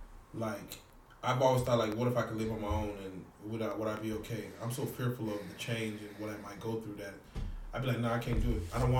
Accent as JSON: {"language": "English", "town": "Dallas", "region": "Texas", "country": "United States", "tie": "born or raised there", "also_born_or_lived": "Little Rock", "said": "I grew up in Korean town. Like every one of my friends were Korean. I had no black friends when I grew up in elementary"}